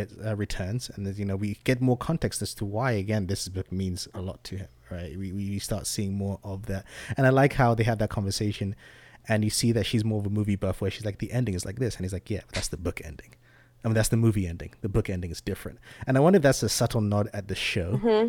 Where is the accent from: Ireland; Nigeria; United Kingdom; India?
United Kingdom; England; also born or lived in Zambia; now in United States; I was born in Zambia in Southern Africa, moved to England when I was younger and came to America.